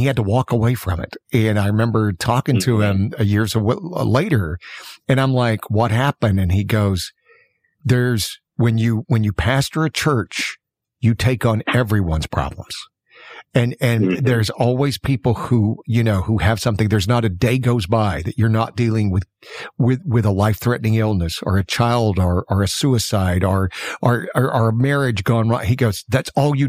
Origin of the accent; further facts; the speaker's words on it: Alabama, United States; I'm from Alabama